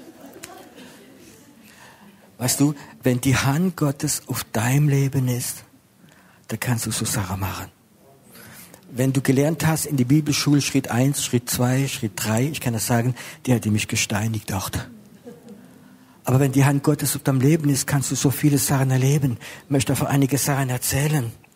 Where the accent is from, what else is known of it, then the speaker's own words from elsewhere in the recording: Strasbourg, Grand Est, France; now in Germany; bin Franzose, ich bin in Straßburg geboren, ich bin jetzt in Deutschland